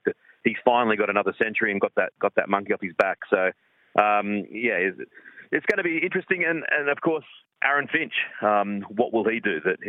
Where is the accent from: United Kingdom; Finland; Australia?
Australia; as far as an Aussie fan is concerned, and sure, it's great preparation for the World Cup. But it's also, you know, there'll be big crowds, big interest. And as a sort of an Australian fan, I'm really looking forward to it.